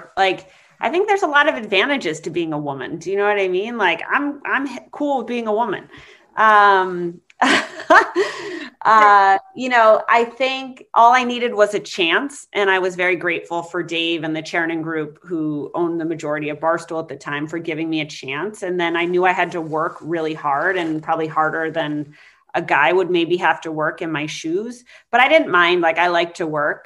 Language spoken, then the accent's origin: English; New Hampshire, United States; moved away as an adult; also born or lived in Colorado / Maine / Boston; I was born in Colorado. I grew up in New Hampshire